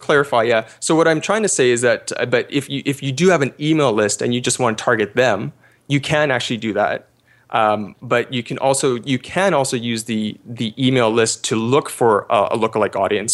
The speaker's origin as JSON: {"language": "English", "country": "Canada", "said": "I'm actually Canadian"}